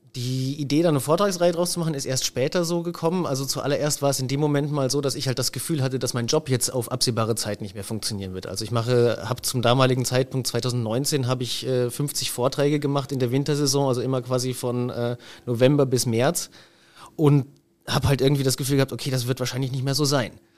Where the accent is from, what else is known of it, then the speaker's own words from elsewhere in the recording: Germany; also born or lived in Innsbruck, Austria; now in Liguria, Italy; für mich als Deutscher